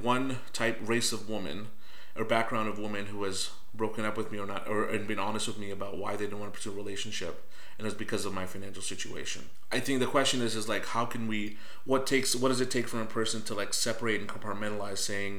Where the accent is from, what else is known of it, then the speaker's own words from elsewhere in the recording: Northern Virginia, United States; My home Commonwealth, Virginia. Mm. I'm from Northern Virginia